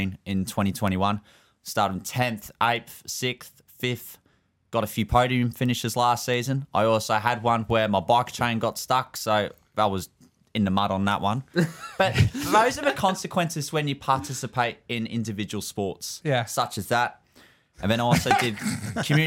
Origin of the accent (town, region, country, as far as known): Melbourne, Victoria, Australia; accent: Aussie, partly British